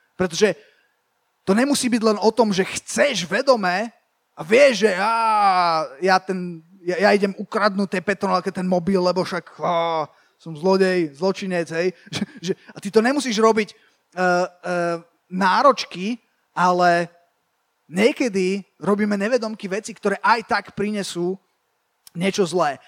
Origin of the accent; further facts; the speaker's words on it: Bratislava, Bratislava Region, Slovakia; ja som vyrastal v, akože tak, tak v Bratislave